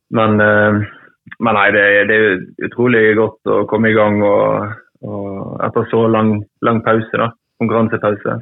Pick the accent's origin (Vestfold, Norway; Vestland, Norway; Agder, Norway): Vestland, Norway; Trengereid; jeg vokste jo opp på, på, på Trengereid, da. En liten, liten plass utenfor, utenfor, Bergen